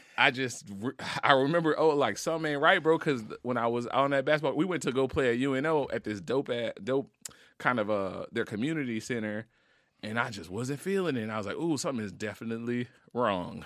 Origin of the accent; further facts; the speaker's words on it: Marrero, Louisiana, United States; I'm from New Orleans, from the West Bank, from Marrero, grew up in a pretty hood, uh, neighborhood called Walker Town.